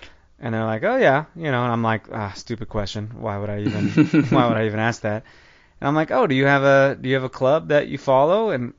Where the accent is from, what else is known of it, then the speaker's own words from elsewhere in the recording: Kansas City, United States; I'm from Kansas City